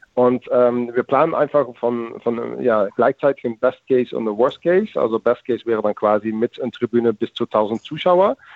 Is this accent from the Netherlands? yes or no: yes; Netherlands; German is a second language; als Holländer